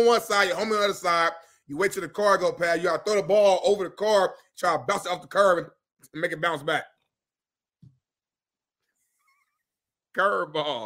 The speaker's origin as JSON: {"language": "English", "region": "Indiana", "country": "United States", "said": "I'm from Indiana"}